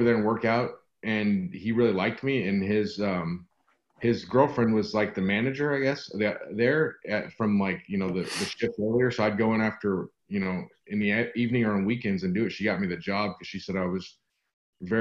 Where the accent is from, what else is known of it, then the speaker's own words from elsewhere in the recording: Santa Barbara, California, United States; now in Texas, United States; I live in Texas now, but I grew up in Santa Barbara, California